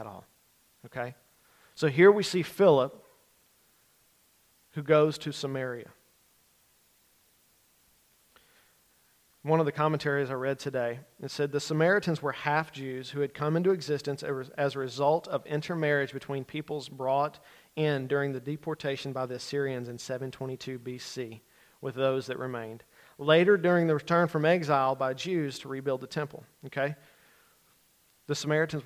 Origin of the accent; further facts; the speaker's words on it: Pollock, Louisiana, United States; I grew up in Grant Parish